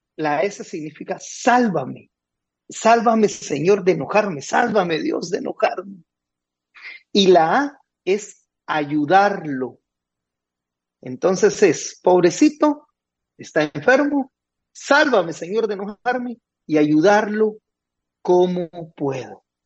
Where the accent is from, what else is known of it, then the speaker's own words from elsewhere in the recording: Guatemala; now in Nicaragua; En Guatemala decimos